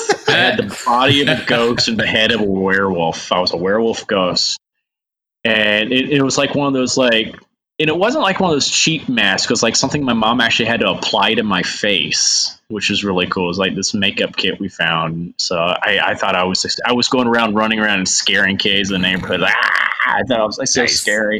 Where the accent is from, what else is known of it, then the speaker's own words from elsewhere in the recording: Huntsville, Alabama, United States; I grew up in the Bible Belt, so. What part? Huntsville, Alabama.